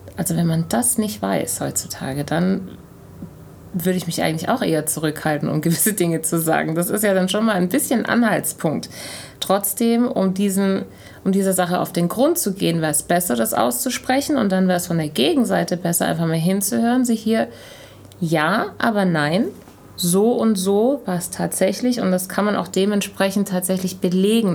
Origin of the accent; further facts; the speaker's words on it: Germany; obwohl ich in Deutschland groß geworden bin